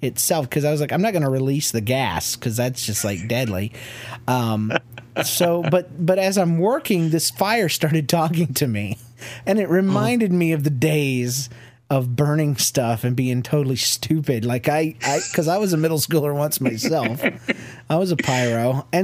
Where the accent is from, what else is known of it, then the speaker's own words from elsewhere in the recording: the South, United States; now in Kansas City, United States; I'm from the South